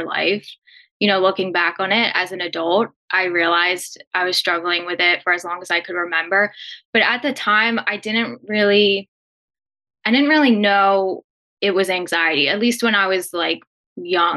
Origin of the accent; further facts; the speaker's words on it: Philadelphia, Pennsylvania, United States; I grew up in Philly